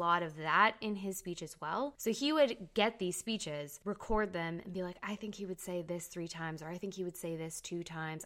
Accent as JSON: {"language": "English", "country": "Canada", "said": "I'm Canadian"}